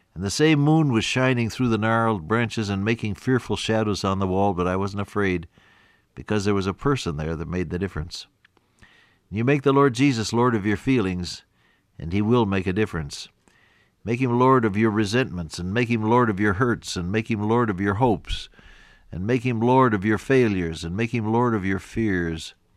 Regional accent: Ohio, United States; moved away; When I was a little boy growing up on the Ohio farm, living with my aunt and uncle

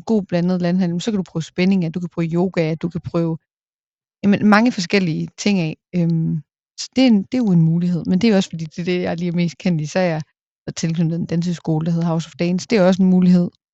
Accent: a small town outside Aalborg, North Denmark Region, Denmark; virkelig følt opvokset i en mm. lille by udenfor

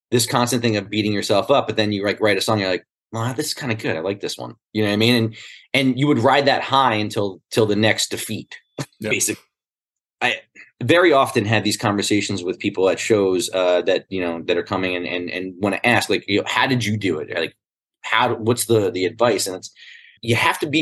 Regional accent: New Jersey, United States; growing up in Jersey

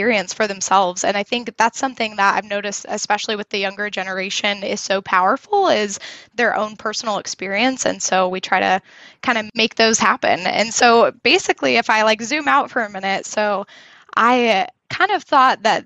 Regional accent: Indiana, United States; now in Denver, United States; I grew up in Indiana, Midwest girl, and then have moved around quite a bit

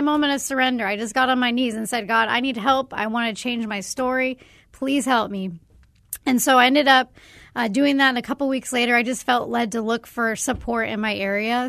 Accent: Arizona, United States; growing up in Arizona

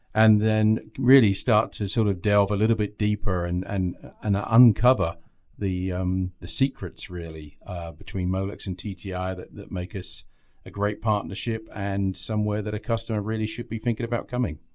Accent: England, United Kingdom; moved away as an adult; now in United States; So I hail from England originally, um, and I've been over here about ten years.

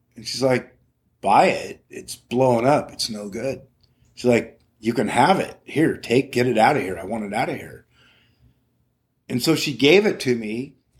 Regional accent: Morro Bay, California, United States; growing up in Morro Bay was, uh, wow, it was magical

